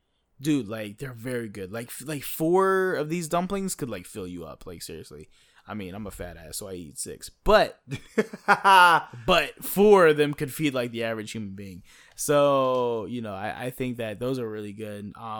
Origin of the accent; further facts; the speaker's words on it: United States; well, no, bitch, I'm American.